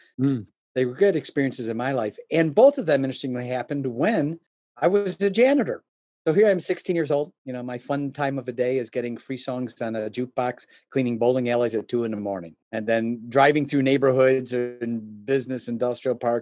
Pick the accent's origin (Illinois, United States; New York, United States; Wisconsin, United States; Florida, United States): Illinois, United States; Oak Brook; I was born and raised in the Chicagoland area, specifically around the Oak Brook area